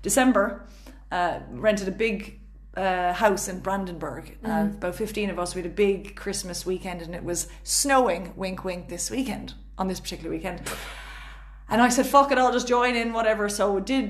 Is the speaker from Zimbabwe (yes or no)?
no; Cork, Munster, Ireland; accent: Cork; moved away; a proud Cork woman myself.